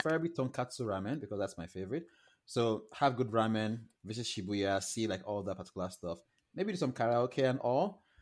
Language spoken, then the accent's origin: English; Lagos, Nigeria; moved away as an adult; now in Toronto, Canada; I moved from Nigeria in 2019, and as you, like you know, I'm Nigerian